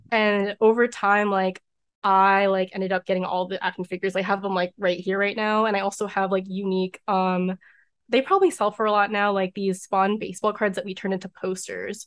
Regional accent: Maryland, United States; born or raised there

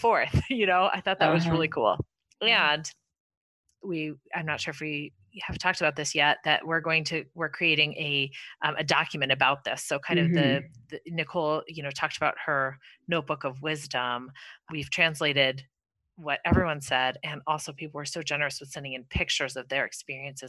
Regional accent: New Jersey, United States; moved away; also born or lived in Manhattan / Chicago / Seattle; I'm from New Jersey, which is extremely densely populated

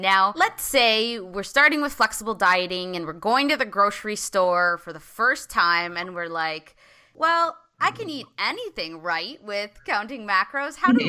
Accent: Canada; I'm from Canada

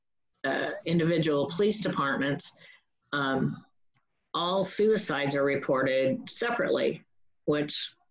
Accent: Wenatchee, Washington, United States; moved away as an adult; also born or lived in Fort Lauderdale, Florida; now in Pasco County, Florida, United States; My hometown in Wenatchee, Washington

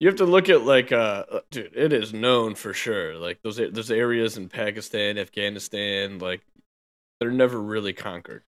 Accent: United States; I'm an American

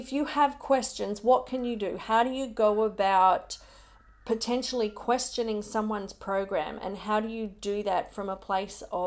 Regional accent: Logan, Queensland, Australia; moved away; I grew up in Logan, Brisbane.

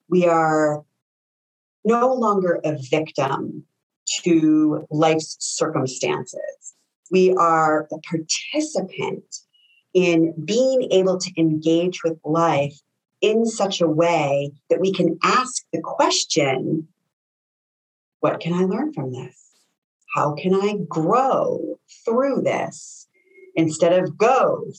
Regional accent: Connecticut, United States; moved away; I'm from Connecticut originally

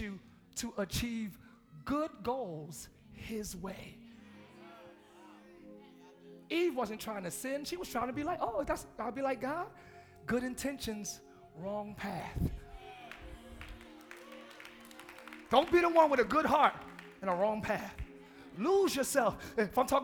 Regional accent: Camden, New Jersey, United States; I'm from Camden, New Jersey

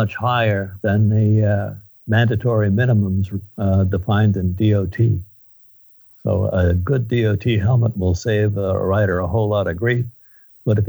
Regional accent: Long Island, New York, United States; now in California, United States; I'm actually from New York, out on Long Island

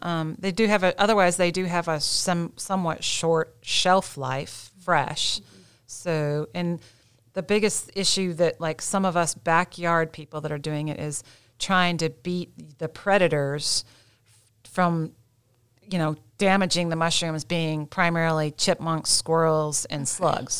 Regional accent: Midwest, United States; now in Gaston County, North Carolina, United States; I'm from the Midwest originally

